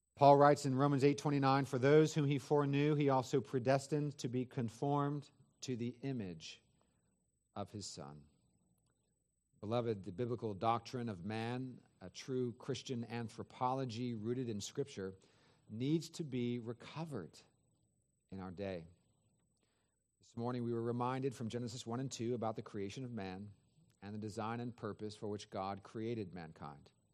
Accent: Northern California, United States; I grew up in Northern California, forty-five minutes from San Francisco

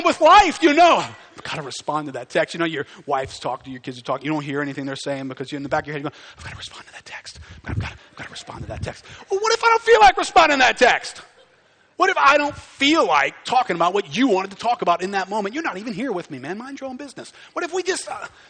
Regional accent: United States; we're Americans

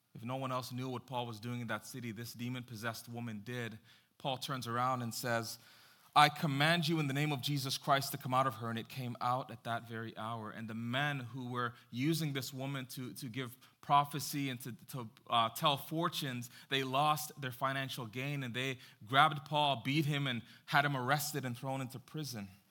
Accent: Jamaica; I am Jamaican

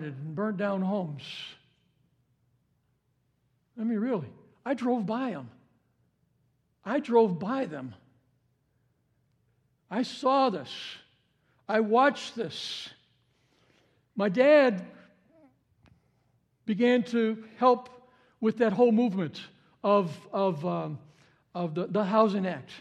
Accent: Cicero, Illinois, United States; We grew up in Chicago area. It was in the suburbs of Cicero.

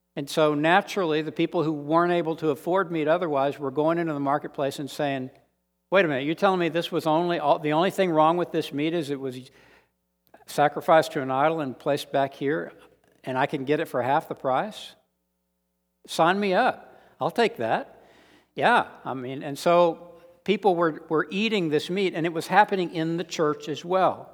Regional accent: San Antonio, Texas, United States; born or raised there; moved away as an adult; also born or lived in Austin

